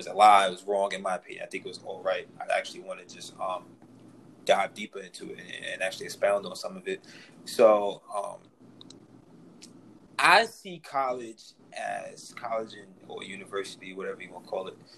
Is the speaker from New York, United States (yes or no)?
yes; New York City, New York, United States; growing up in New York City